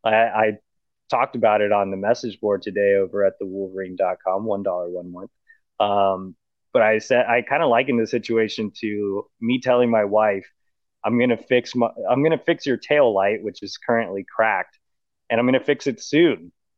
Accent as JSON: {"language": "English", "town": "Brownsville", "region": "Texas", "country": "United States", "tie": "born or raised there", "said": "So I was born in Brownsville, Texas, which is like basically Mexico. It's way down there. It's like the southernmost tip of Texas."}